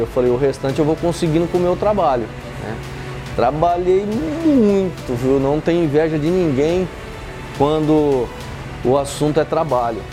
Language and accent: Portuguese; Osvaldo Cruz, São Paulo, Brazil; moved away as an adult; also born or lived in Buritama, São Paulo; Eu saí de Oswaldo Cruz, fui para Buritama, uma cidadezinha aqui perto de Araçatuba